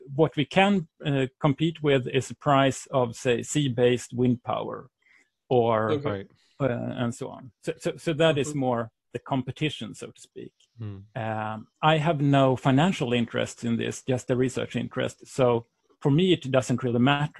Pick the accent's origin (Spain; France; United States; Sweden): Sweden; English is a second language; I come from Sweden, as you might hear in my voice.